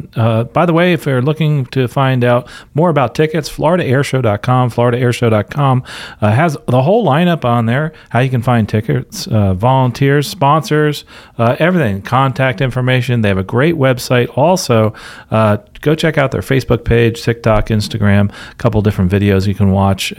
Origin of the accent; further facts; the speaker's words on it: Philadelphia, Pennsylvania, United States; Denise and I are both from Philadelphia. I was born in the Philadelphia Naval Hospital